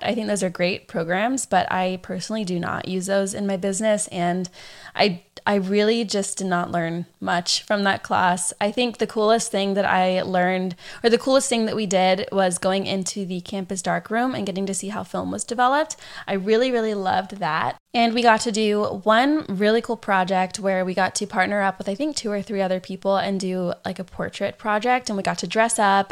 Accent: San Diego, California, United States; also born or lived in Orange County, California / Arkansas; I grew up here in San Diego

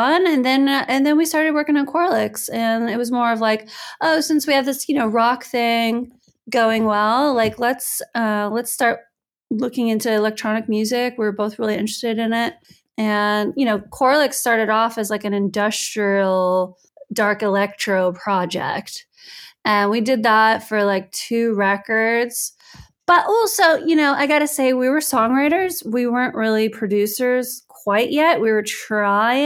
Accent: United States; moved away as an adult; also born or lived in United Kingdom; now in Italy; as an American, I'm happy to be in Europe

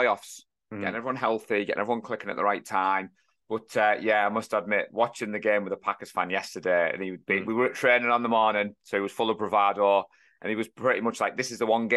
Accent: North East, North East England, United Kingdom; we're from the North East

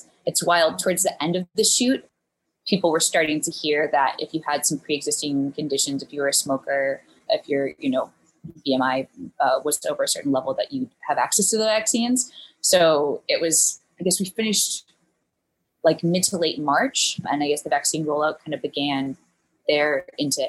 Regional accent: Charlottesville, Virginia, United States; moved away as an adult; also born or lived in New Orleans; now in New York, United States; I'm from Charlottesville, Virginia

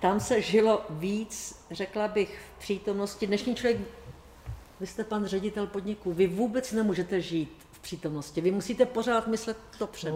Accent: Bohemia, Czechia; u nás v Čechách

